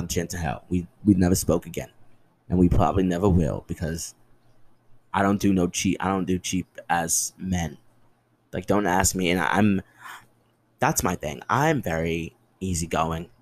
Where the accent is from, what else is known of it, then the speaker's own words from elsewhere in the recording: New Jersey, United States; also born or lived in Bronx, New York; I'm from the Bronx. Like, I grew up in Jersey, but there's still a little Bronx in me